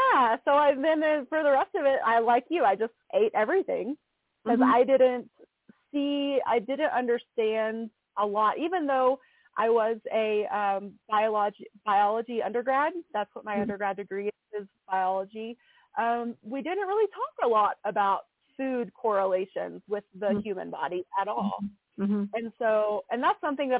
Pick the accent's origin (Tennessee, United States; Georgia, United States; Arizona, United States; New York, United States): Tennessee, United States; East; I'm from East Tennessee, so I grew up around a lot of farms and farmers.